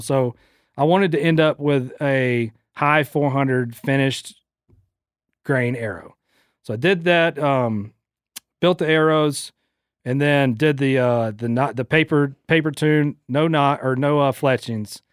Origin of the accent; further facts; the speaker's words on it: St. Simons, Georgia, United States; my hometown, Saint Simon's